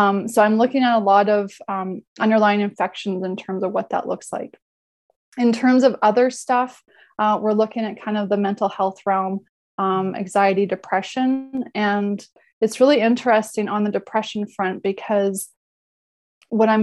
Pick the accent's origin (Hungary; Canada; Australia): Canada; Alberta; I grew up in Alberta